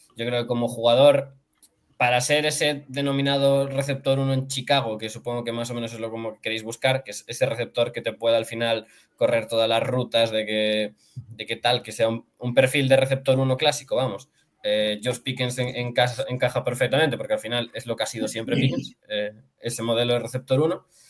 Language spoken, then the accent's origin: Spanish; Galicia, Spain; soy gallego